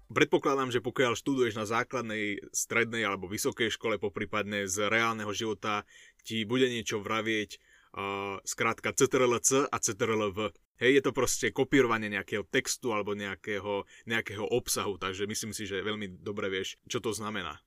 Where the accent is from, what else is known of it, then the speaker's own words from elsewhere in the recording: Šaľa, Nitra Region, Slovakia; na základnej škole u nás v Šali